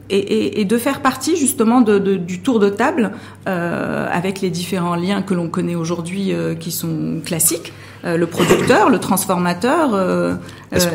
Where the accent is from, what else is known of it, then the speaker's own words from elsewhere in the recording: Morocco; en tant que Marocain et, consommateur euh, marocain ou marocaine